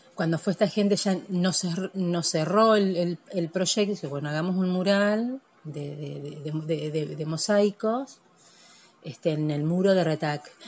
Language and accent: Spanish; Nogoyá, Entre Ríos, Argentina; now in Victoria, Argentina; Yo nací en Nogoyá y yo tengo mi, corazón ahí